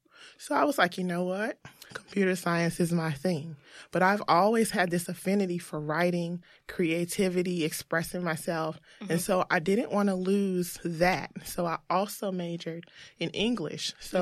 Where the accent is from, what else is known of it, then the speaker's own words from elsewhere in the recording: the South, United States; So I grew up in the South.